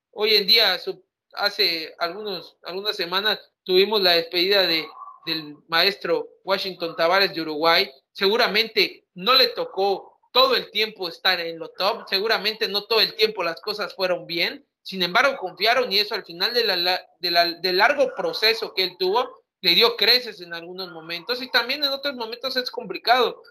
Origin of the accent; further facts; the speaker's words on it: Mexico; siendo mexicano